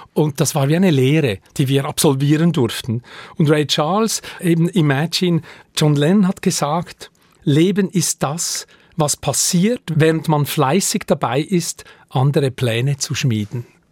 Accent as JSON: {"language": "German", "town": "Lenzburg", "region": "Aargau", "country": "Switzerland", "tie": "born or raised there", "said": "Ich bin in Lenzburg aufgewachsen, zu Lenzburg zur Schule gegangen"}